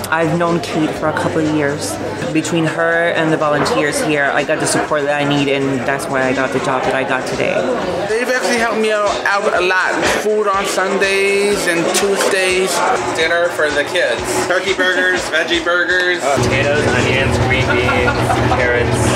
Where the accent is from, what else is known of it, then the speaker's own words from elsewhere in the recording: Puerto Rico; now in Bronx, United States; I live in the Bronx. I'm originally from Puerto Rico.